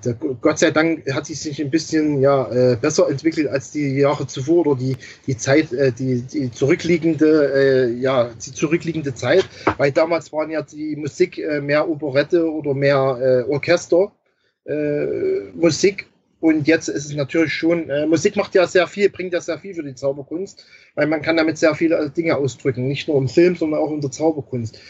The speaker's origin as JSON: {"language": "German", "country": "Germany", "said": "bei uns in Deutschland"}